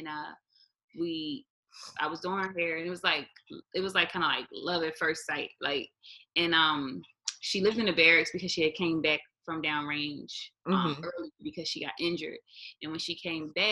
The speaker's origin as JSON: {"language": "English", "town": "Philadelphia", "region": "Pennsylvania", "country": "United States", "moved": "as an adult", "lives_now": "Hawaii, United States", "said": "I'm from West Philly"}